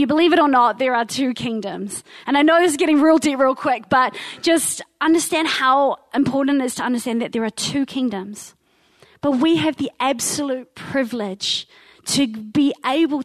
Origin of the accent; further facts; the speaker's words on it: Wellington, New Zealand; moved away as an adult; I come from Te Whanganui Atara, so that is Wellington, the big capital city. And I moved up here when I was about 23. But I lived down there with my incredible mother and my three siblings